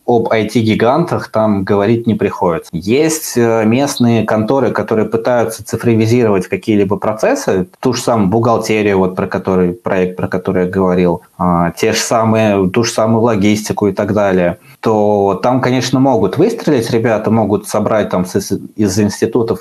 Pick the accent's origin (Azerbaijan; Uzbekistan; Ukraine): Uzbekistan; я из Узбекистана, у нас там такое забавное образование. А сначала ты учишься 9 классов, потом поступаешь в колледж